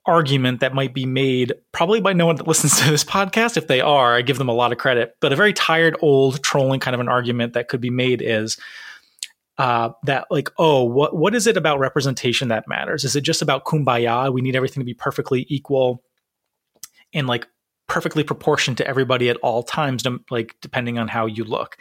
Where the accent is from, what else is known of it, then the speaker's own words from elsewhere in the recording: Rhode Island, United States; I wonder how white Rhode Island is, because that's my home state